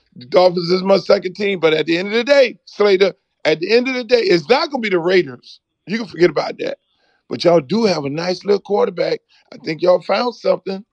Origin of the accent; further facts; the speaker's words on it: Jamaica; also born or lived in South Florida; now in Miami, United States; I'm a Jamaican